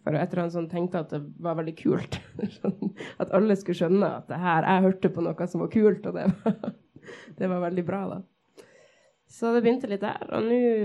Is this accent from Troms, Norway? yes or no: yes; Tromsø, Troms, Norway; født og oppvokst her i Tromsø.